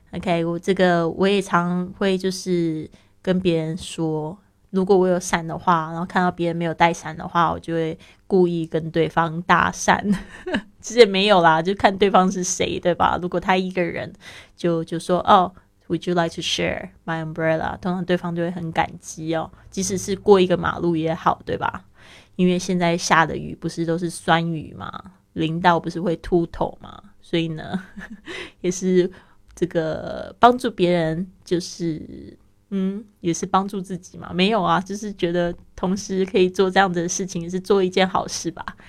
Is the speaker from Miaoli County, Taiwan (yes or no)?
no; Taipei, Taiwan; now in Barcelona, Spain; 我的老家，那台北也是非常喜欢下雨的一个地方